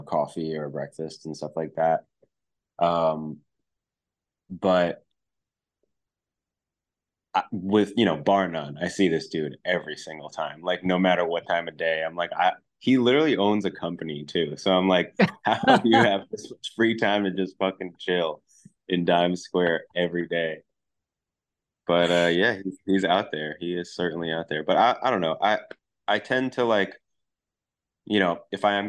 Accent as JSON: {"language": "English", "town": "New York City", "region": "New York", "country": "United States", "tie": "born or raised there"}